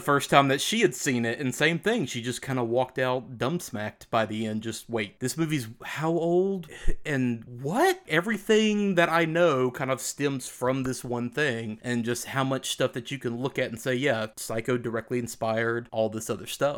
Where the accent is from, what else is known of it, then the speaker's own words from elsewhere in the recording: the South, United States; We grew up in the South